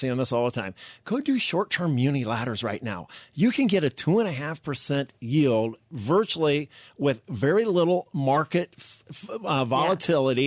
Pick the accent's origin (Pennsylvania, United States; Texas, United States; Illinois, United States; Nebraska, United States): Nebraska, United States; Omaha; I'm from Omaha